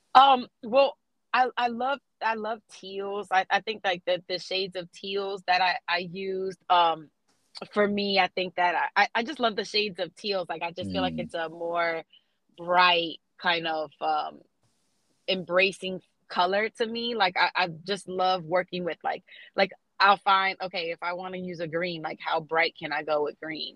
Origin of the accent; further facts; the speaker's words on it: South Florida, United States; now in Atlanta, United States; I grew up in South Florida, being raised around like Haitians